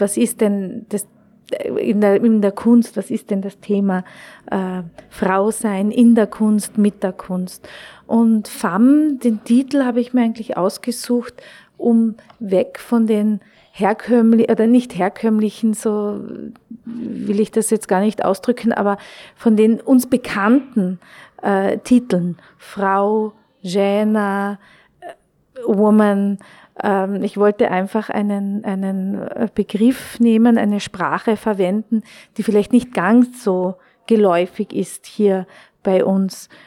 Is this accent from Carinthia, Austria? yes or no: yes; Klagenfurt, Carinthia, Austria; moved away as an adult; also born or lived in Wolfsberg / Köttmannsdorf; now in Vienna, Austria; ich bin geboren in Wolfsberg, ich bin in Klagenfurt aufgewachsen